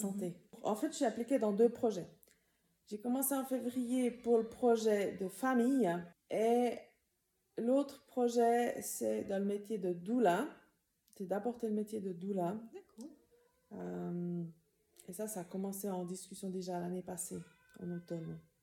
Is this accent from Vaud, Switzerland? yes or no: no; Tavannes, Bern, Switzerland; moved away as an adult; J'ai grandi à Tavannes. J'ai grandi dans la communauté de Moron